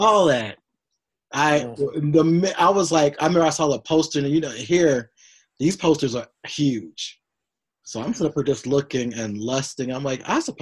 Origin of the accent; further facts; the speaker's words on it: Union City, Tennessee, United States; I grew up in Union City, Tennessee.